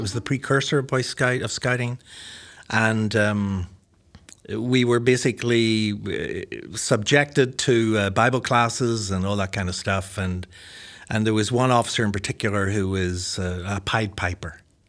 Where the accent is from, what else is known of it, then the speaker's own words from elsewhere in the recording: Ireland; accent: combination of American and Irish; it's a combination of American accent and an Irish accent, I think.